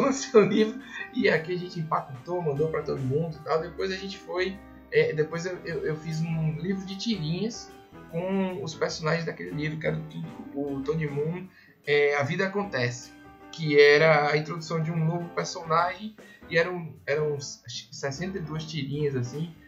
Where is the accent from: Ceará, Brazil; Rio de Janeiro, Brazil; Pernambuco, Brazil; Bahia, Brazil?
Bahia, Brazil; Salvador; moved away as an adult; also born or lived in São Paulo; Eu sou de Salvador